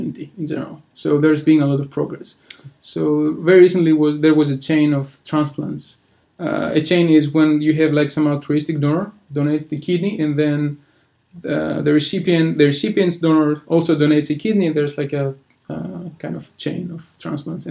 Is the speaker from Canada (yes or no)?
no; Greece; English is a second language; moved away; I'm from Greece